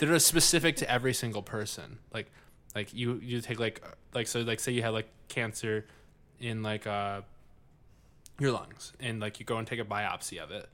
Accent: United States; I grew up living in America, the best country in the world.

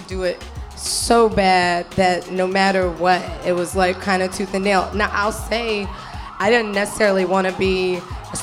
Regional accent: Tallahassee, Florida, United States; I'm from Tallahassee, Florida

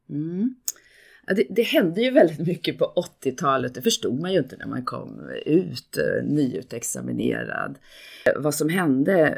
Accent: Gävle, Gävleborg County, Sweden; moved away as an adult; now in Stockholm, Sweden; jag kommer från Gävle, jag är inte här från Stockholm.

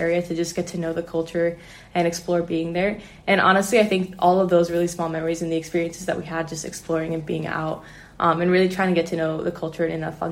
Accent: Chicago, Illinois, United States; I'm from the Chicago area.

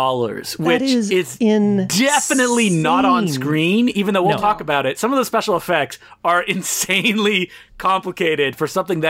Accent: Canada; we're Canadian, so for some reason we've all seen this.

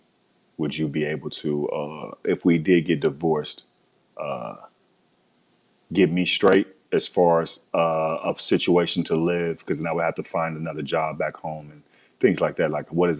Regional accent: Biloxi, Mississippi, United States; moved away; I'm from Biloxi, Mississippi. I'm from Biloxi. It's Biloxi. So I left Biloxi

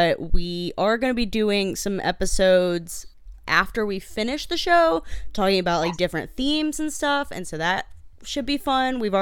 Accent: Mississippi, United States; I'm from Mississippi.

